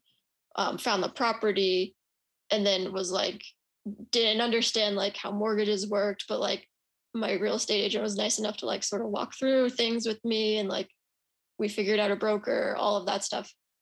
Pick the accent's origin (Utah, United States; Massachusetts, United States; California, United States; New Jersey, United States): Utah, United States; also born or lived in San Francisco; now in Austin, United States; where I'm from, which is Utah